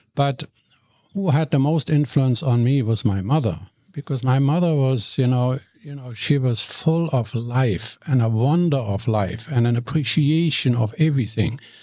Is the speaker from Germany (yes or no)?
yes; Cologne, North Rhine-Westphalia, Germany; English is a second language; moved away as an adult; now in Vancouver, Canada; I'm born in Germany, in Cologne, in the city of Cologne